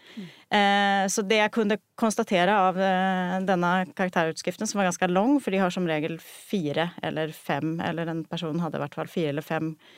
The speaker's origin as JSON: {"language": "Norwegian", "country": "Sweden", "moved": "as an adult", "lives_now": "Norway", "said": "jeg er opprinnelig fra Sverige, eh, så jeg har studert i Sverige"}